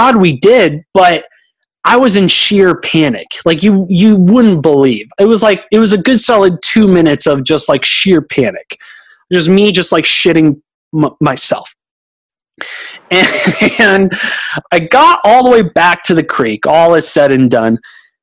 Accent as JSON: {"language": "English", "town": "Oakland", "region": "California", "country": "United States", "tie": "born or raised there", "moved": "yes", "lives_now": "Austin, United States", "said": "I'm a city kid. I came from Oakland, California"}